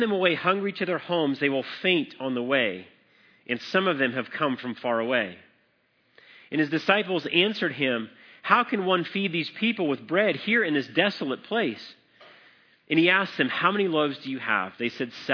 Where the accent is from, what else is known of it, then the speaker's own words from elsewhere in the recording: Colorado, United States; I grew up in Colorado